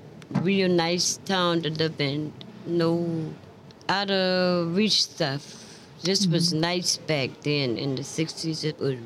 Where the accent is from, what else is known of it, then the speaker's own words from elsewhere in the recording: Charleston, South Carolina, United States; I was born in Charleston, South Carolina by a midwife and 1949 in Charleston, South Carolina.